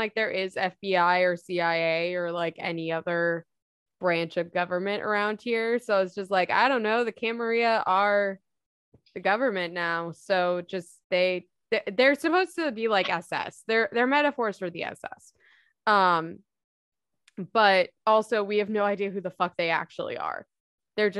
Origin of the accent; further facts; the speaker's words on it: Northern California, United States; I'm from NorCal. I've been from NorCal my entire life.